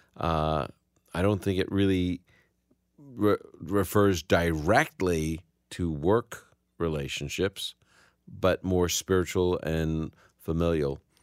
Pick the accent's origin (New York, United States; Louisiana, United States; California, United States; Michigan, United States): New York, United States; New York City; I'm from the Holy Land of Brooklyn. That's where I was born